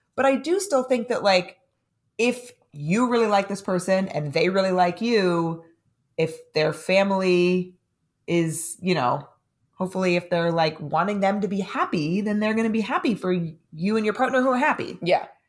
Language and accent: English; San Diego, California, United States; now in New York City, United States; if I'm living in New York City and I'm from San Diego